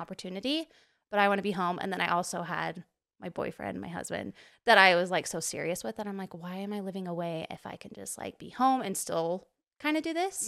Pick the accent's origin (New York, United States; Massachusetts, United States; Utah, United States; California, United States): Utah, United States; Provo; grew up, like, born and raised Provo, Utah